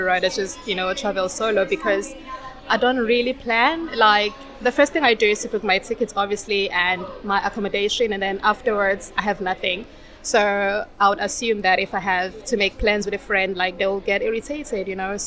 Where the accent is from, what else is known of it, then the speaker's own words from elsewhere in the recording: South Africa; moved away as an adult; also born or lived in China; now in Qatar; I am from South Africa